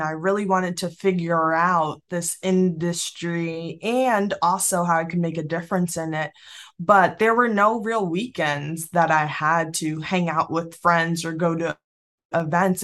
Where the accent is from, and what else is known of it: Springfield, United States; born or raised there